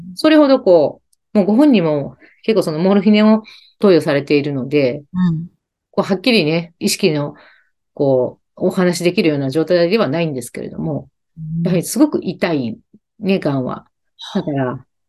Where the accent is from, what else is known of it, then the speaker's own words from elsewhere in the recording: Kansai, Japan; accent: Kansai-ben; 関西弁出ちゃいました